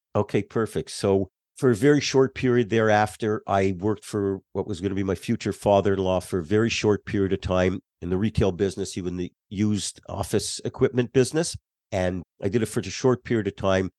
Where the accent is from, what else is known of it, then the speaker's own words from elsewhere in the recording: Laval, Quebec, Canada; moved away as an adult; also born or lived in Montreal; now in United States; I grew up in a suburb of Montreal. Uh, Montreal's an island, so I lived on the island just north of Montreal, called Laval